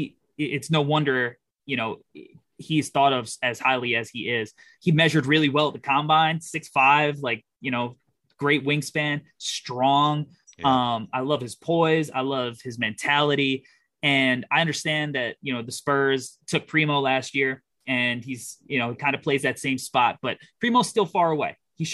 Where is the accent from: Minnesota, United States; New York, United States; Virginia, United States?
New York, United States; I'm a New Yorker, too